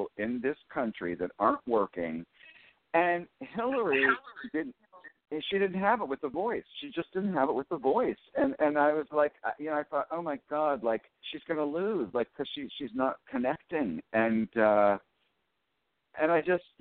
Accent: Western Pennsylvania, United States; growing up in Western Pennsylvania

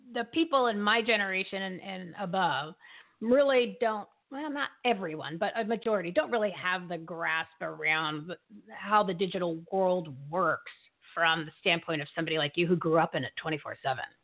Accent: Bridgewater, New Jersey, United States; I'm from Bridgewater.

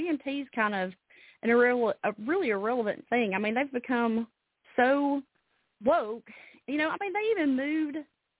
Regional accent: Alabama, United States; now in Tennessee, United States; I really feel lucky that I was born in Alabama and I live in Tennessee.

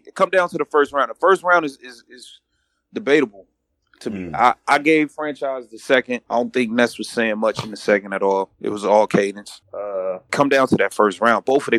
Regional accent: Canada; Like, yeah, I'm from Canada. I played soccer.

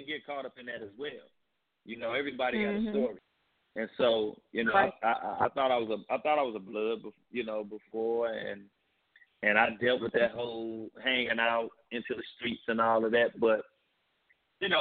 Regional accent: St. Louis, Missouri, United States; That's how I talk. That's how I grew up in St. Louis

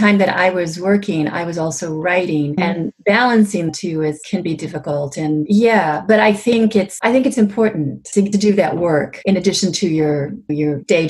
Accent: Southern California, United States; moved away as an adult; also born or lived in San Diego, California / Salem, Oregon; now in Seattle, United States; I grew up in Southern California I was born in San Diego, but I grew up mostly in a city just south of San Diego called Napa. And I lived there until just about a year after college.

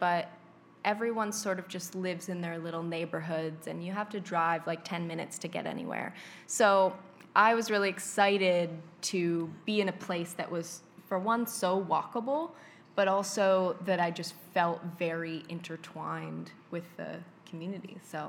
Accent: Erie, Pennsylvania, United States; moved away as an adult; now in Harrisburg, United States; Well, I grew up in Erie, Pennsylvania, and I moved to Harrisburg about 7 years ago now

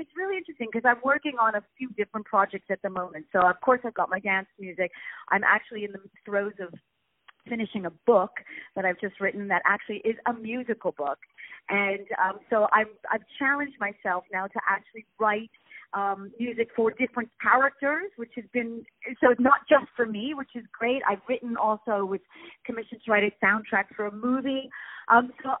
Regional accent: Montreal, Quebec, Canada; moved away as an adult; now in London, United Kingdom; Originally, I'm from Montreal, from Canada, and I now live in London. I've lived there for many, many, many, many years

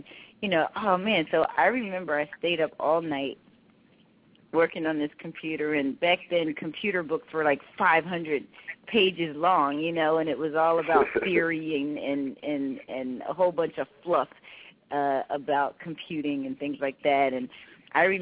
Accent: Philadelphia, Pennsylvania, United States; I'm born and raised in Philadelphia, Pennsylvania

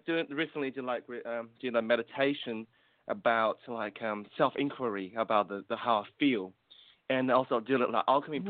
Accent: New Zealand; I'm from New Zealand, and um, myself is Chinese

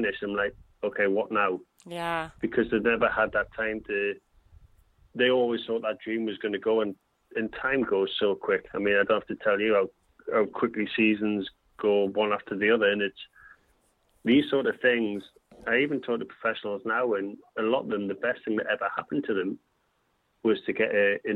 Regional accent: Newcastle upon Tyne, North East England, United Kingdom; I went back to Newcastle, which was a huge thing for me. I got the chance to go back to play for my hometown club.

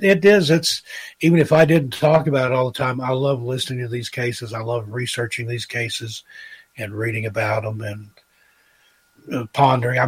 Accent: East Tennessee, United States; accent: educated hillbilly; I think I sound like an educated hillbilly, which is exactly what I am. I grew up in East Tennessee, went to the University of Tennessee

